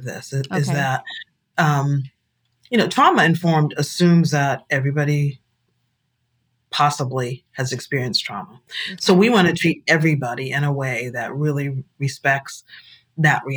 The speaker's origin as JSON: {"language": "English", "town": "Boston", "region": "Massachusetts", "country": "United States", "tie": "born or raised there", "also_born_or_lived": "South Africa", "moved": "as an adult", "said": "I grew up in Boston. I was bused to school"}